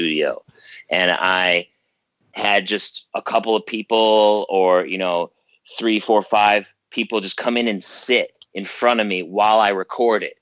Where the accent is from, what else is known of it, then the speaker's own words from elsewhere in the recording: Geneseo, New York, United States; my hometown of Geneseo, New York.